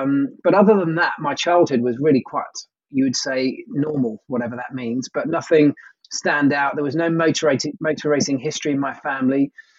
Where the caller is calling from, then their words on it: South East England, United Kingdom; Well, I'm at home, which is Surrey in the southern part of the UK.